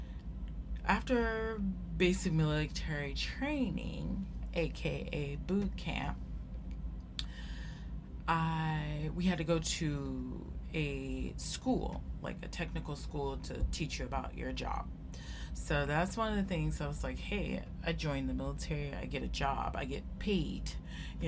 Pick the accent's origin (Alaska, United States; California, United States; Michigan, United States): California, United States; Sacramento; from Sacramento, California, and that's where I grew up. That's where I was born, and I went to high school there.